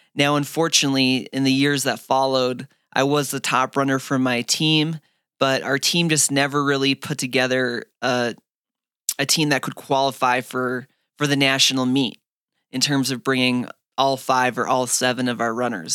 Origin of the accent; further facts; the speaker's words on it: Fargo, North Dakota, United States; also born or lived in Phoenix, Arizona; now in Flagstaff, United States; growing up in Fargo, North Dakota